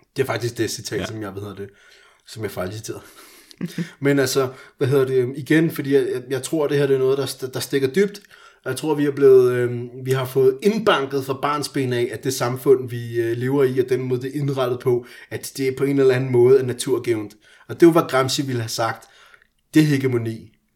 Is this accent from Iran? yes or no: yes; Iran; now in Denmark; jeg er iraner